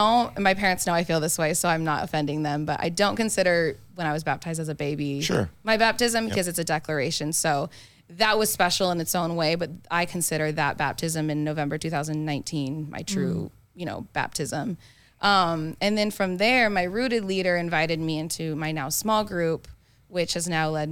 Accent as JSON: {"language": "English", "town": "Phoenix", "region": "Arizona", "country": "United States", "said": "I'm from"}